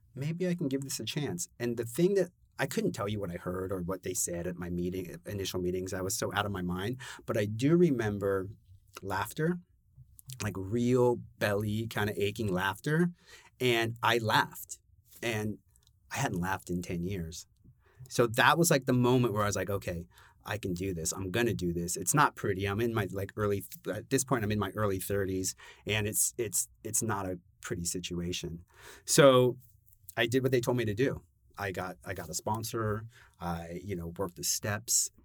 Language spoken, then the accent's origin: English; Los Angeles, California, United States; moved away as an adult; also born or lived in Brooklyn, New York; now in New York, United States; born and raised in Los Angeles